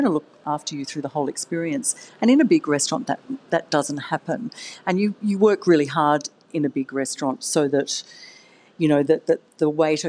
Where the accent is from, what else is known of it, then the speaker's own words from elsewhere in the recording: Australia; now in Sydney, Australia; I'm Australian, but I'd been living overseas.